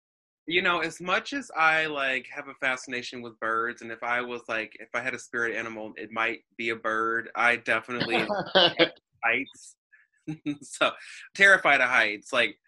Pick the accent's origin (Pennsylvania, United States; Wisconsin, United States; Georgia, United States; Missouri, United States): Missouri, United States; St. Louis; growing up in the St. Louis area and like literally like having, you know, zip code 314 and 618 zip codes sort of thing